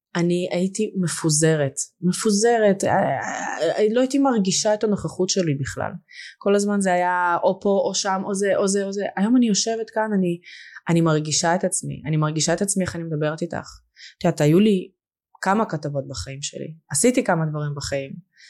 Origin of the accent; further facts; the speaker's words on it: Lod, Central District, Israel; Hebrew is a second language; also born or lived in Russia / Moscow, Russia / Hungary; now in Even Yehuda, Israel; גדלתי בלוד הרבה שנים